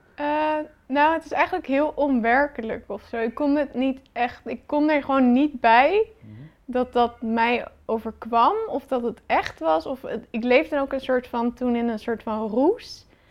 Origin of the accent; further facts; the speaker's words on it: Rotterdam, South Holland, Netherlands; ik kom uit Rotterdam